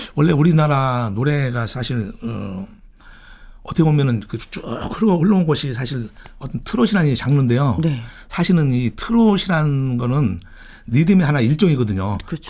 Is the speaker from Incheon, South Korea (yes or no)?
no; Daejeon, South Korea; 저는 이제 고향이 대전인데